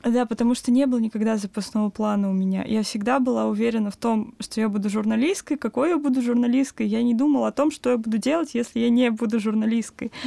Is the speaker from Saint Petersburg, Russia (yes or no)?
no; Kaluga, Kaluga Oblast, Russia; moved away as an adult; now in Moscow, Russia; я, мои друзья из Калуги, мы изначально поступали в универы с мыслью, что, ну, перебраться в Москву